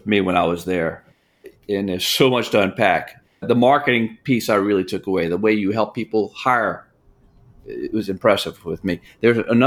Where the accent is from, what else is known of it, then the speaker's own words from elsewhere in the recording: New Orleans, Louisiana, United States; I'm from New Orleans, Louisiana.